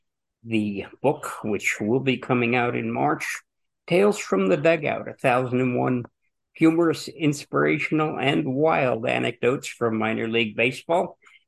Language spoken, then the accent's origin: English; New Jersey, United States; I grew up in New Jersey, where minor league baseball was still years and years in the future.